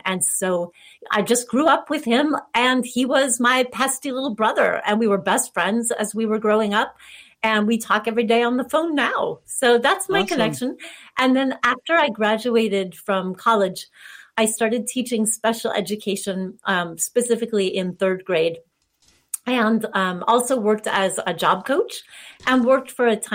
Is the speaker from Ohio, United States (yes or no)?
no; Southern California, United States; I grew up in Southern California